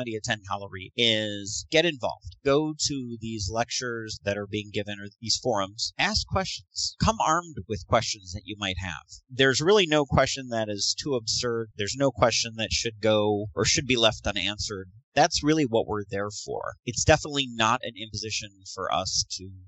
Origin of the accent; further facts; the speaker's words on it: Northern Illinois, United States; also born or lived in Joliet, Illinois; I grew up in Northern Illinois, but I spent a lot of time in corn country down around like Joliet area